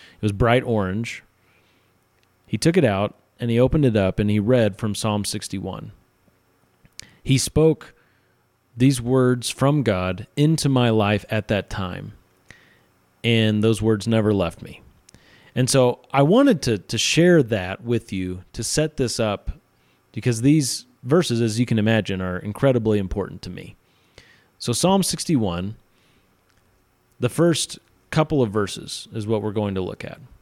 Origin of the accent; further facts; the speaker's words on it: central Missouri, United States; moved away as an adult; now in Utah, United States; I'm not from Utah. I've been out here a little over eight years. I am from central Missouri, and I grew up in, uh, a place where lots of people claim to be Christian